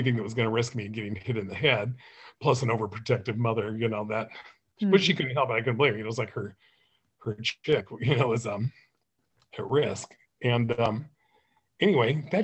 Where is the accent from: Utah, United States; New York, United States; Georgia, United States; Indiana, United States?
Utah, United States; Beaver; moved away; also born or lived in Anchorage, Alaska / Tucson, Arizona / Las Vegas, Nevada / St. George, Utah; I grew up in Beaver, Utah